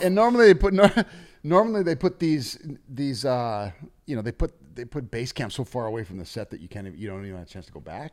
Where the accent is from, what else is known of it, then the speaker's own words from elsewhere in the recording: North Dakota, United States; now in Los Angeles, United States; we're both from North Dakota